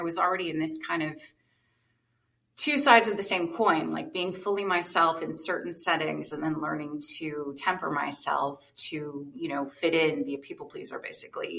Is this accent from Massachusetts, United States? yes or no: no; New Jersey, United States; I grew up in New Jersey.